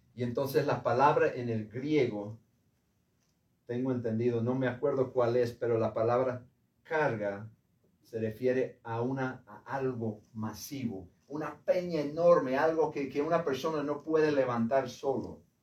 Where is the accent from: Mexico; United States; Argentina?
United States; hombre de Estados Unidos